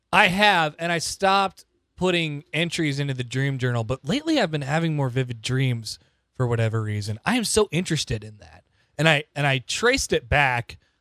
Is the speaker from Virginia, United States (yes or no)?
no; Omaha, Nebraska, United States; moved away as an adult; now in Lincoln, United States; I grew up in Omaha.